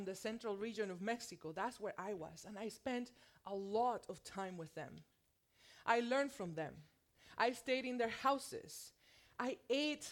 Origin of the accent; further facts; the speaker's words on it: Puerto Rico; accent: thick Puerto Rican; moved away as an adult; also born or lived in mainland USA; now in United States; I am from Puerto Rico. And let me tell you, it shows when I speak Spanish. I have a thick Puerto Rican accent